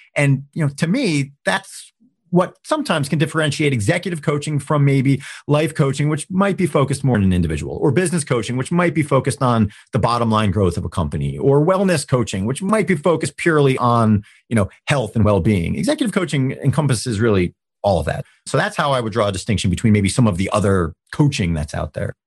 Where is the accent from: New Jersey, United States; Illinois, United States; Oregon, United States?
New Jersey, United States; moved away as an adult; now in Pittsburgh, United States; I was from New Jersey